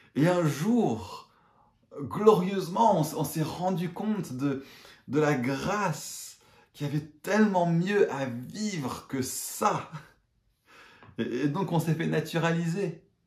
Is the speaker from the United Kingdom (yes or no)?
yes; England, United Kingdom; moved away; je suis toujours anglais